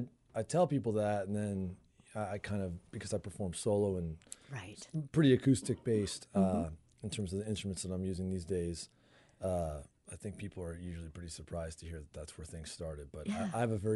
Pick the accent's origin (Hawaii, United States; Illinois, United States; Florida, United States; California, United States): Illinois, United States; St. Charles; now in Des Moines, United States; I grew up outside of Chicago.